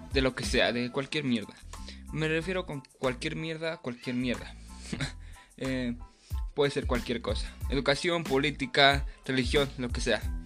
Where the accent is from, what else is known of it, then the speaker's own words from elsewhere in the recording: Mexico City, Mexico; soy de Tláhuac, Ciudad de México